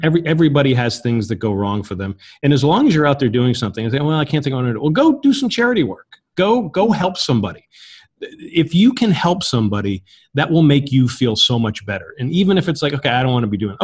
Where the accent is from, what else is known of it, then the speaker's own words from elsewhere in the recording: United States; I'm an American